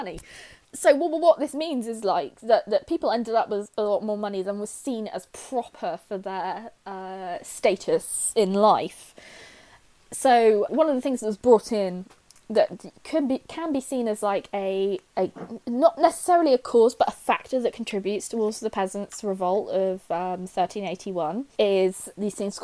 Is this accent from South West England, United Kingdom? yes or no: yes; Cornwall, South West England, United Kingdom; I'm Cornish